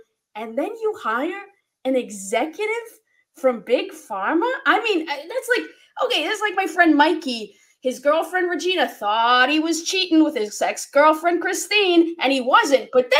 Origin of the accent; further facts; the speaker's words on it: Buxton, Massachusetts, United States; I'm from Buxton, Massachusetts.